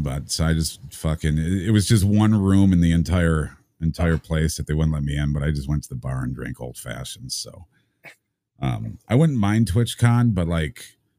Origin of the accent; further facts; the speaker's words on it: Vermont, United States; I grew up in Vermont